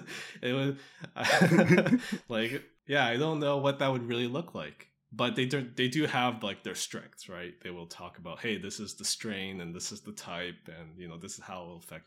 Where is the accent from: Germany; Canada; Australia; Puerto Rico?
Canada; I'm a Canadian.